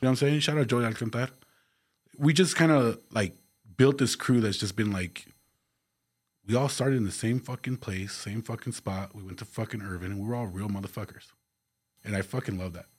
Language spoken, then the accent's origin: English; El Paso, Texas, United States; The Northeast